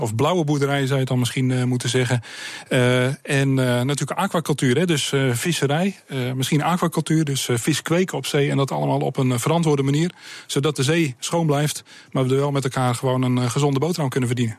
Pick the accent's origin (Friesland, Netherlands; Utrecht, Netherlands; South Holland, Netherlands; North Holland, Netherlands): South Holland, Netherlands; Sliedrecht; Ik kom uit Sliedrecht, ik ben een baggeraar